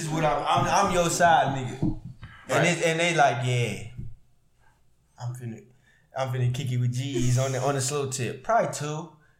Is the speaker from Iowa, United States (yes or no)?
no; Houston, Texas, United States; I'm from Houston, but I'm just down here.